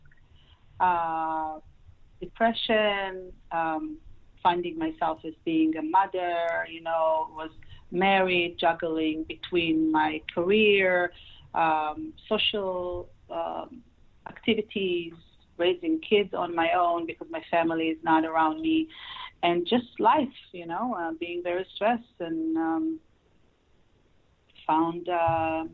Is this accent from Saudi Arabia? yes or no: no; Israel; moved away as an adult; now in Los Angeles, United States; I moved to United States from Israel and grew up in Israel, and I am residing in Los Angeles since then